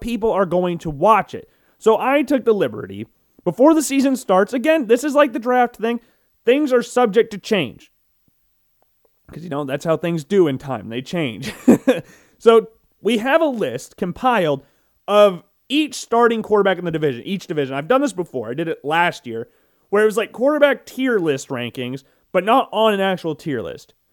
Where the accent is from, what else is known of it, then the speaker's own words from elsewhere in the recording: Iowa, United States; And as an Iowan who has lived here my entire life, born and raised in Iowa, have never lived in another state ever